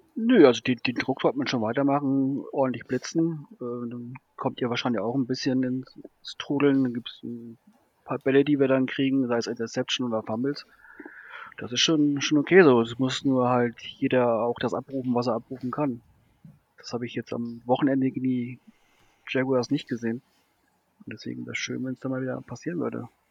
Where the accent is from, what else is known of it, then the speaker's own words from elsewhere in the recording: Hamburg, Germany; also born or lived in Bavaria; now in Tübingen, Germany; bin gebürtig äh, ein Hamburger, habe dann zwischendurch jetzt zehn Jahre in Bayern gewohnt und wohne jetzt ein Jahr in Tübingen.